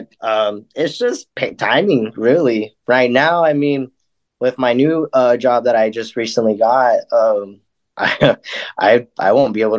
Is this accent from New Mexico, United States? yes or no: yes; Lake Arthur, New Mexico, United States; also born or lived in Roswell, New Mexico; I was born here in Roswell, but I was raised in Lake Arthur, New Mexico, which is about 35, 40 miles south of Roswell